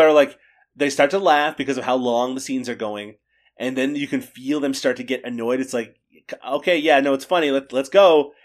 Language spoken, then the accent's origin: English; Canada; I'm Canadian